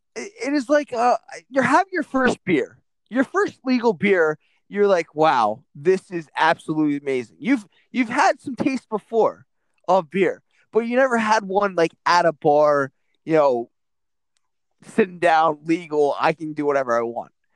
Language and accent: English; United States; I'm not Irish. I'm from Irish descent, but I'm American